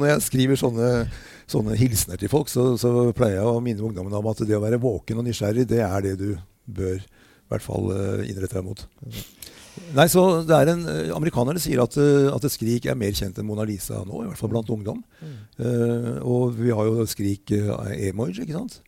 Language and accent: Norwegian; Norway; jeg kom fra Norge